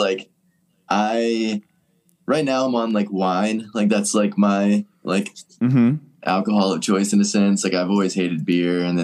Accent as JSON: {"language": "English", "area": "suburbs of Atlanta", "region": "Georgia", "country": "United States", "said": "I'm from like the suburbs of, but I live in Atlanta now."}